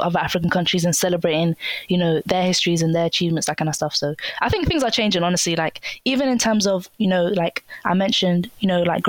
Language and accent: English; Somalia; Oh, yeah, you know, I'm from Somalia.